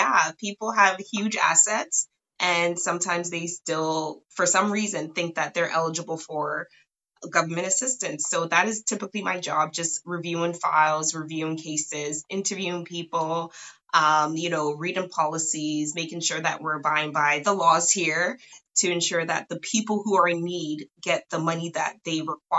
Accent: Canada; right now I am located in Toronto, Ontario. So I am Canadian.

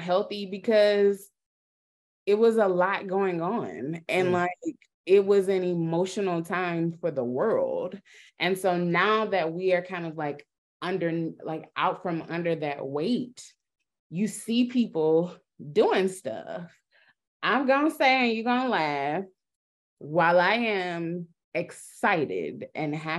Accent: North Carolina, United States; I'm from North Carolina

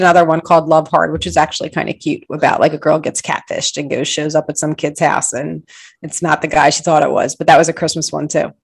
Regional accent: outside of Philadelphia, Pennsylvania, United States; I grew up outside of Philly

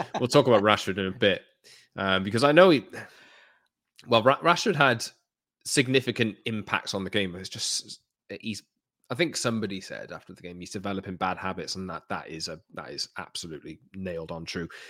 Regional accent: Newport, Wales, United Kingdom; I was born in Newport

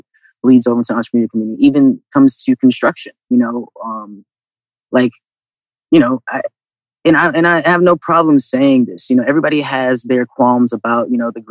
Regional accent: Virginia, United States; also born or lived in Atlanta / Florida Panhandle; now in Columbus, United States; I grew up in Virginia

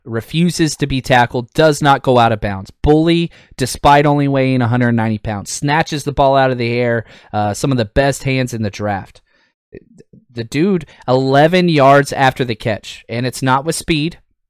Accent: Texas, United States; I'm a Texas Longhorn guy, you know, born and raised in Texas.

